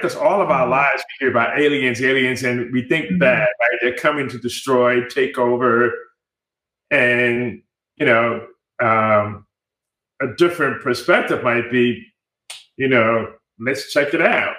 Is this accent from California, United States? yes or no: no; New York City, New York, United States; moved away as an adult; also born or lived in Rockland County, New York / Washington, D.C.; now in Austin, United States; I am a native New Yorker. I was born in the Bronx, New York, and uh, spent half of my uh, youth years in the Bronx, New York, and then also grew up in sort of like the suburban Rockland County area outside of New York City